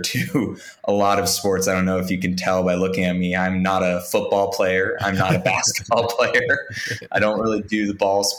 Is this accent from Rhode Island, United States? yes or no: no; Washington, District of Columbia, United States; my hometown in Washington, D.C.